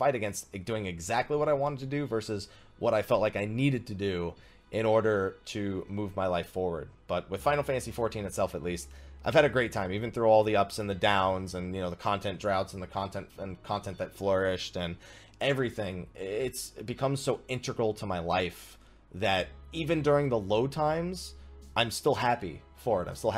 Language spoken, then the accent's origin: English; New Jersey, United States; I grew up in New Jersey, and I grew up in kind of a rowdy environment